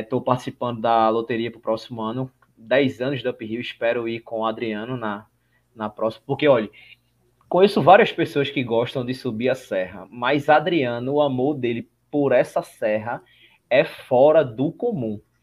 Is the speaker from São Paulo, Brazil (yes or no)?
no; Recife, Pernambuco, Brazil; Nós somos de Recife, Pernambuco